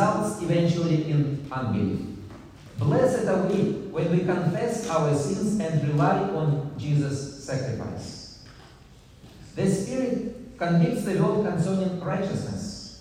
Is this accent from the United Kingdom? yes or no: no; Russia; I come from Russia.